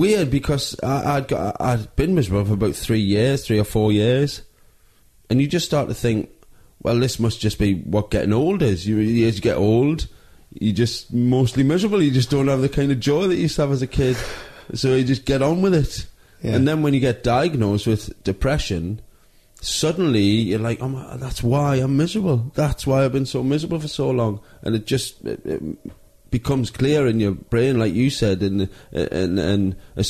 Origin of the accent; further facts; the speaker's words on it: Newcastle upon Tyne, North East England, United Kingdom; moved away as an adult; also born or lived in Manchester; I grew up in Newcastle